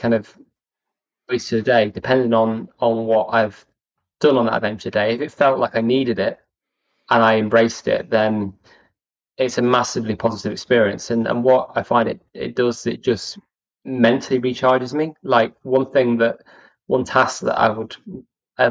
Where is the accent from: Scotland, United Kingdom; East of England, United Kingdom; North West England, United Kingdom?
North West England, United Kingdom; Chester; I was brought up in Chester